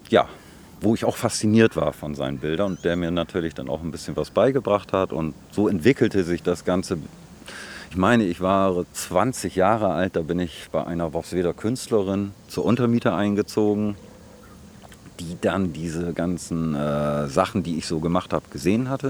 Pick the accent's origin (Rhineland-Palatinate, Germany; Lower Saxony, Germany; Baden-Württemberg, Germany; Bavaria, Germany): Lower Saxony, Germany; Worpswede; Worpswede ist definitiv meine Heimat. Also die Wurzeln sind hier. Die Familie ist schon sehr lange hier verwurzelt. Auch wenn ich früher mir die Welt angeschaut habe ein bisschen. Bobswede ist immer Heimat gewesen, auf jeden Fall.